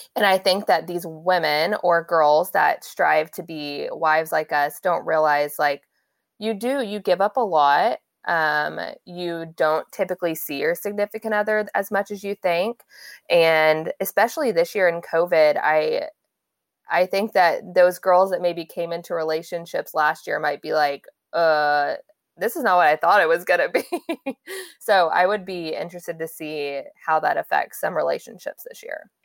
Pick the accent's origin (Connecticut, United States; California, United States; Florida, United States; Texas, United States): Texas, United States; Dallas; I'm originally from Dallas